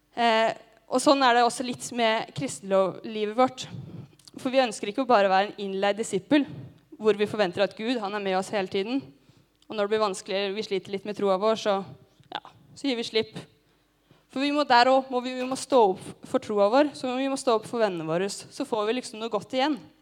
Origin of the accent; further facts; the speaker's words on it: Gjøvik, Innlandet, Norway; moved away; Hjemme på Gjøvik